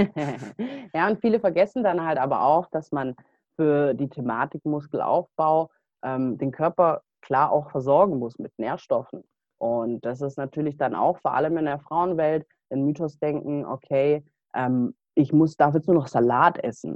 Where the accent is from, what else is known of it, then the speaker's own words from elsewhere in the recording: Stuttgart area, Baden-Württemberg, Germany; bin ich eben auf die Sportschule gegangen bei uns im Stuttgarter Raum in Kornwestheim